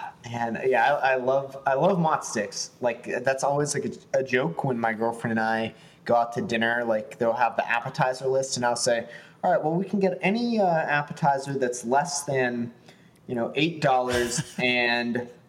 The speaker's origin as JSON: {"language": "English", "town": "Pittsburgh", "region": "Pennsylvania", "country": "United States", "tie": "born or raised there", "moved": "yes", "said": "I was born in Pittsburgh. Okay. Had to get away. Had to move."}